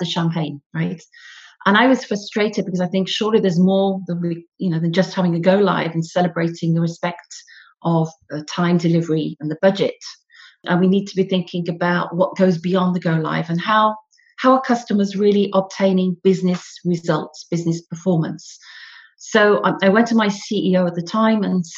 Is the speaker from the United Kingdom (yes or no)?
yes; the north of England, United Kingdom; accent: northern; moved away as an adult; now in Paris, France; as you can probably gather from my northern accent, I'm from the north of England originally, but I've actually been spending all my career in Paris, where I live now